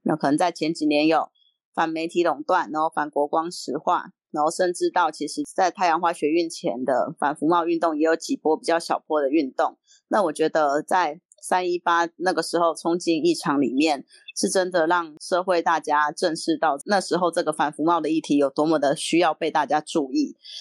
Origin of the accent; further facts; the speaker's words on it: Yunlin County, Taiwan; moved away as an adult; now in Taipei, Taiwan; 小时候在云林长大